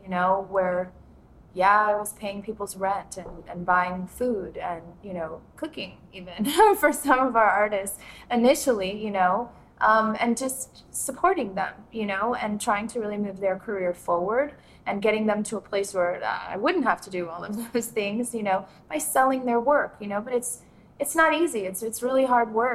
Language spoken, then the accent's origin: English; Miami, Florida, United States; also born or lived in Gloucester, Mississippi; now in Natchez, United States; I was born in Miami, born and raised actually in Miami